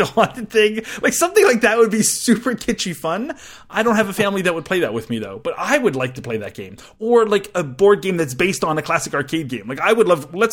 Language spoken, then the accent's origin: English; Canada; I'm Canadian